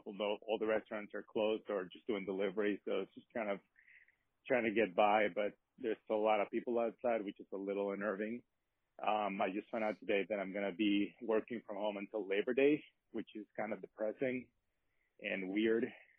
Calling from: New York City, New York, United States; I'm calling from Upper East Side in New York.

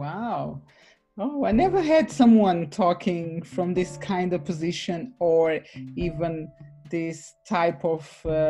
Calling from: London, United Kingdom; London, UK, definitely.

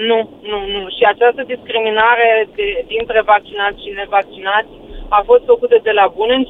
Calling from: Germany; Uh, vă sunt din Germania

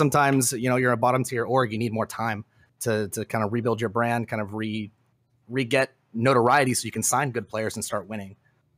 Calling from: Fort Worth, Texas, United States; Fort Worth, Texas.

